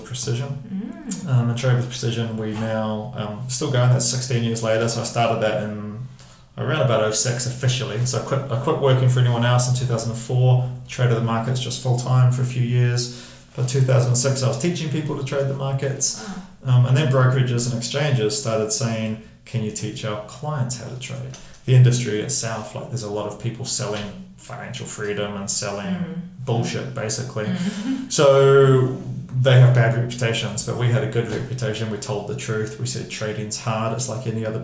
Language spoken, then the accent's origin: English; Hamilton, Waikato, New Zealand; moved away as an adult; also born or lived in London; I grew up in Hamilton, moved to London at 19